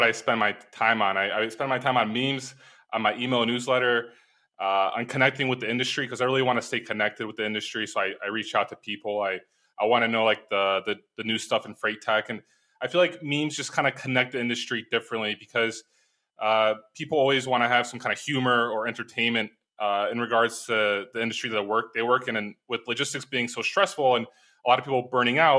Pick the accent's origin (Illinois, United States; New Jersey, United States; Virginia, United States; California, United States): Illinois, United States; Chicago; moved away as an adult; also born or lived in Ukraine; now in Poland; Well, I live in Poland. I'm from Chicago originally